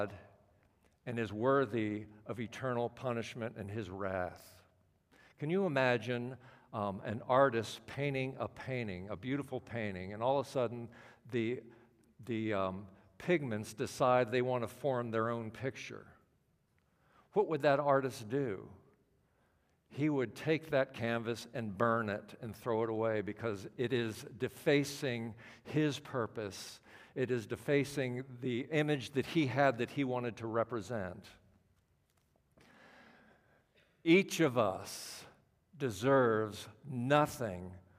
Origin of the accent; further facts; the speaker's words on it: Washington, District of Columbia, United States; I'm from the Washington, D.C. area